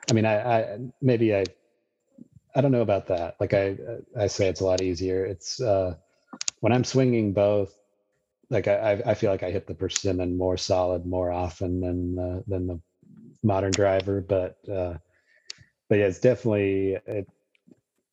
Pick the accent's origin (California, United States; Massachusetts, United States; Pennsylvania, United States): California, United States; now in East Coast, United States; growing up in California